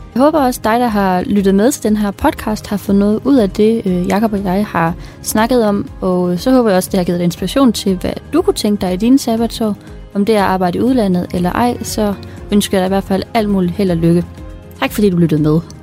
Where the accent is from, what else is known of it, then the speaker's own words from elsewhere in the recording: Denmark; min hudfarve og mig som dansker